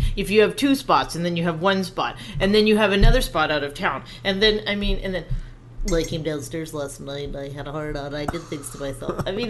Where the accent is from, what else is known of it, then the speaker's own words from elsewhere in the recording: Cold Lake, Alberta, Canada; From Cold Lake, Alberta.